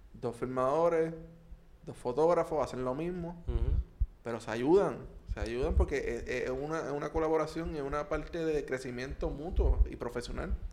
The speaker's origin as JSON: {"language": "Spanish", "country": "Puerto Rico", "said": "como puertorriqueños"}